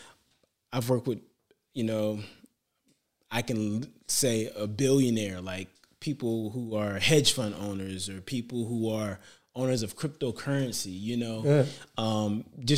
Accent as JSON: {"language": "English", "town": "Detroit", "region": "Michigan", "country": "United States", "said": "I'm from Detroit"}